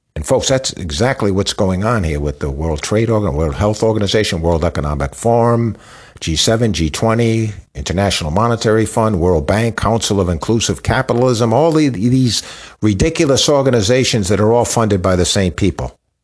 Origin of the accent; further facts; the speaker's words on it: Rhode Island, United States; I grew up in Rhode Island.